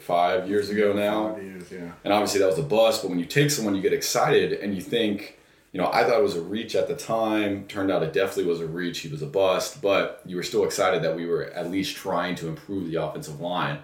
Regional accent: Texas, United States; born or raised there; also born or lived in New York

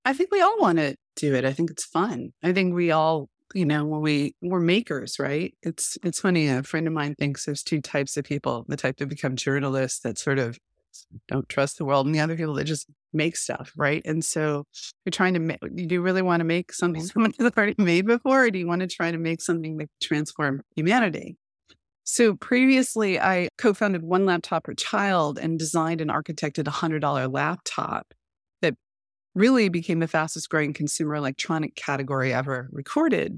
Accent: United States; as an American

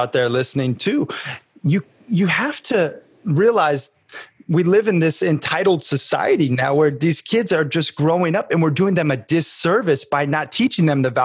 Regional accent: United States; moved away; also born or lived in Montana / Sarasota, Florida; I grew up half in Montana, half in Sarasota, Florida

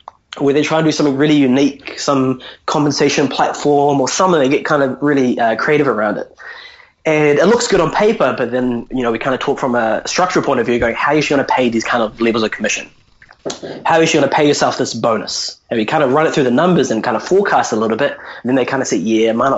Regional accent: New Zealand; I'm Indian, but born and raised in New Zealand

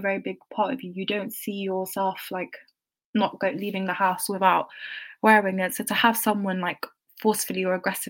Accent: London, United Kingdom; moved away; I grew up in London

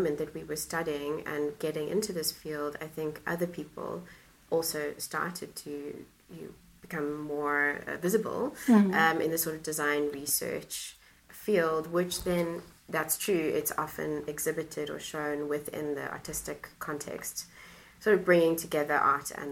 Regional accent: Cape Town, Western Cape, South Africa; moved away as an adult; now in Netherlands; I grew up in Cape Town in South Africa, and my parents and my family still live there

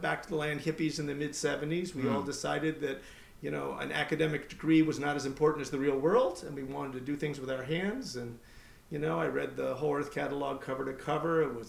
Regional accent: Beirut, Beirut Governorate, Lebanon; I grew up in Beirut, Lebanon, where my father was a teacher. He taught theology at a Protestant seminary. American family, but we grew up overseas.

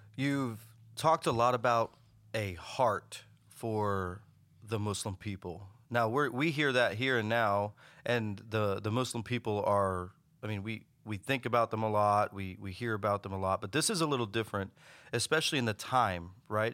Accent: United States; I was born and raised in the United States

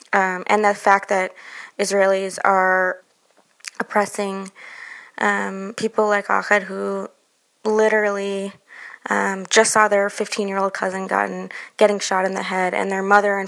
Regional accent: United States; as an American Jew

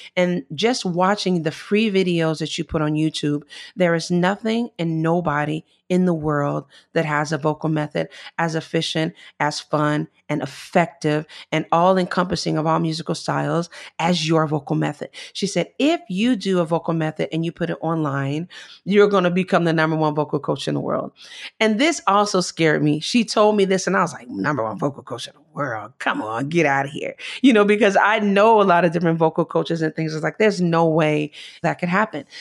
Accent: Chicago, Illinois, United States; moved away as an adult; now in Italy; I'm from Chicago

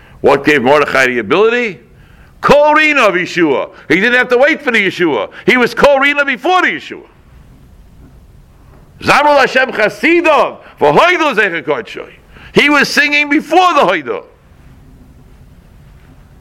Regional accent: Boston, Massachusetts, United States; moved away; I come from Boston

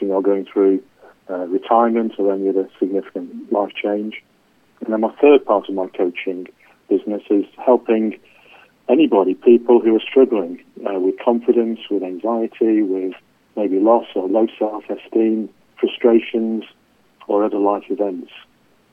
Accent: England, United Kingdom; accent: English; I'm English, as you can tell from my accent

